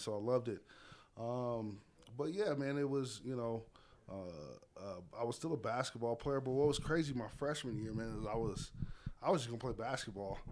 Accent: Las Vegas, Nevada, United States; born and raised in Las Vegas, Nevada

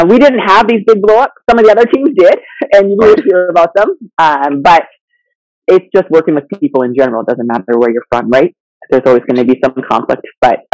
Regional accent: London, Ontario, Canada; also born or lived in Zambia; So I lived in Africa till I was six, and then grew up in Ontario, London, Ontario

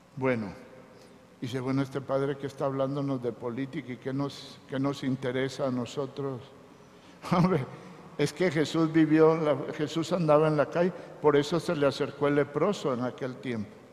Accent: Teculután, Zacapa, Guatemala; Dicen que no soy de aquí, soy de Zacapa, de Teculután, de un pueblito.

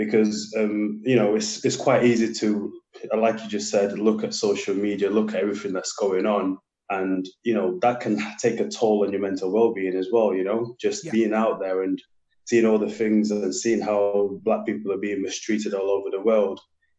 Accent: Sheffield, Yorkshire and the Humber, United Kingdom; So I'm from Sheffield.

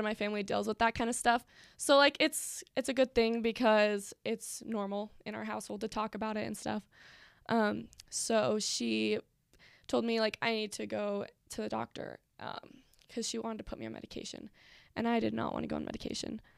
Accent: Pennsylvania, United States; moved away as an adult; now in Utah, United States; I am from Pennsylvania

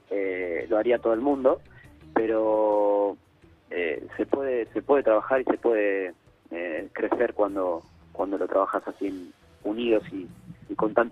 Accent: Rafael Calzada, Buenos Aires Province, Argentina; Hola Nico, soy de Rafael Calzada.

